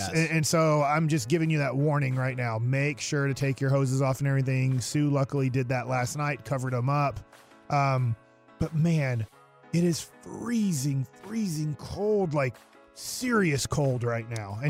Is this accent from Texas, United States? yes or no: yes; Duncanville, Texas, United States; just because I'm from Duncanville and I know Duncanville, DeSoto, South Oak Cliff. I know that area.